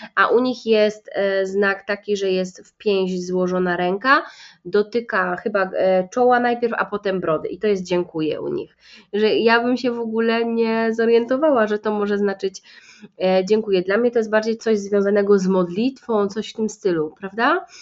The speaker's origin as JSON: {"language": "Polish", "town": "Kraków", "region": "Lesser Poland", "country": "Poland", "said": "u nas w Krakowie się to miga inaczej"}